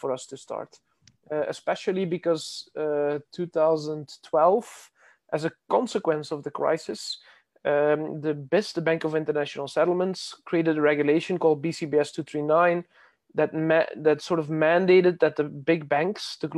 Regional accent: Belgium; I'm from Belgium

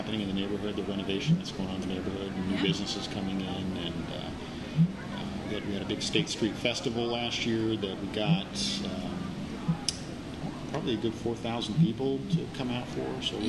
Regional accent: Midwest, United States; also born or lived in Ohio / Kansas / Chicago; now in Greensboro, United States; I'm originally from the Midwest, grew up and moved around a little bit. Moved in Ohio, Kansas, and Chicago.

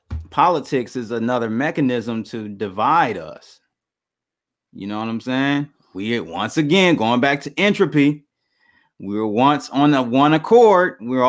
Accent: Detroit, Michigan, United States; I'm from Detroit, though, man. We pretty real here in the city.

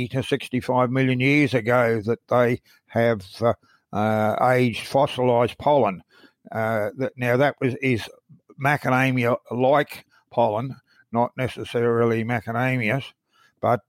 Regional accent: Brisbane, Queensland, Australia; I grew up in Brisbane in Queensland

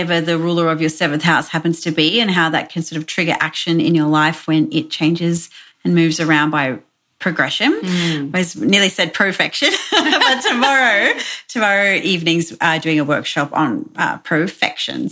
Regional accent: Brisbane, Queensland, Australia; I'm from Brisbane in Australia, so I'm located kind of halfway between Brisbane and the Gold Coast.

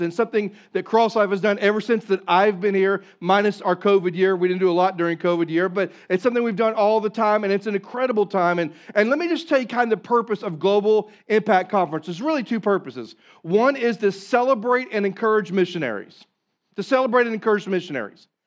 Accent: Southeast Missouri, United States; I'm from Southeast Missouri

